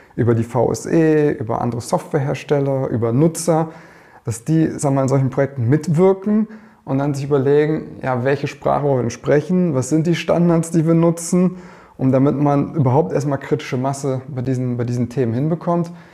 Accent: Germany; als Deutscher

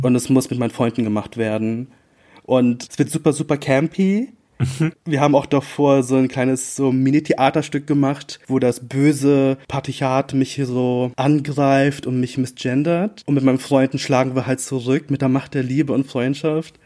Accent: about an hour from Bremen, Lower Saxony, Germany; also born or lived in Philippines; Ich bin tatsächlich, ich glaub, so eine Stunde von Bremen aufgewachsen in Niedersachsen

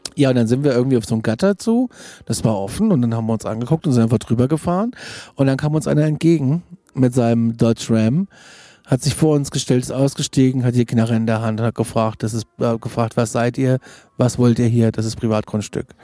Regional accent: Germany; als Deutscher

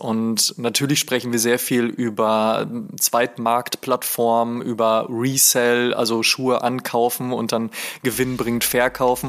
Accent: Oelde, North Rhine-Westphalia, Germany; Ich komme aus einer Kleinstadt namens Oelde

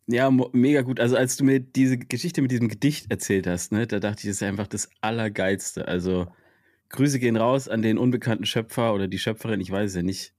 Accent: Freiburg, Baden-Württemberg, Germany; moved away; das ist ja meine alte Heimat

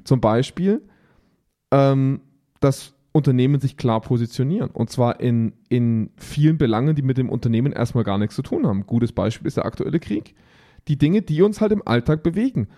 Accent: Augsburg, Bavaria, Germany; bei uns in Augsburg

